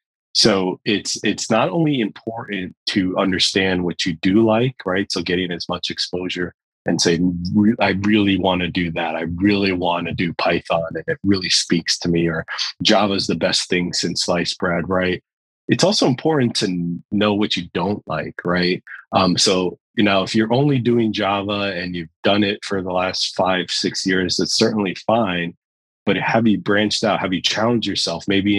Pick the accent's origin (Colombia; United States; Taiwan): United States; New York; I'm a New Yorker at heart.